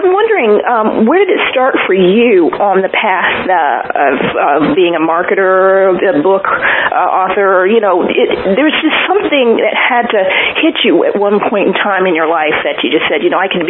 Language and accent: English; New Jersey, United States; now in Atlanta, United States; I'm from New Jersey.